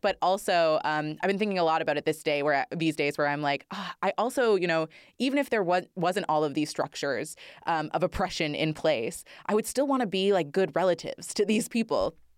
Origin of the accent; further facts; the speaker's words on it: Northern Ontario, Canada; I grew up in Northern Ontario and I love being from the north.